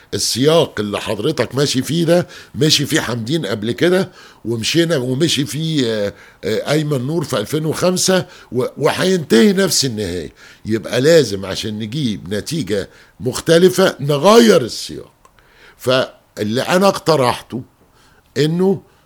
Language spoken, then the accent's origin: Arabic; Egypt; دي مشكلة عندنا مش كمصريين بس